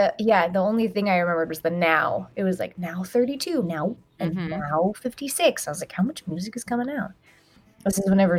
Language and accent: English; Atlanta, Georgia, United States; growing up in Atlanta.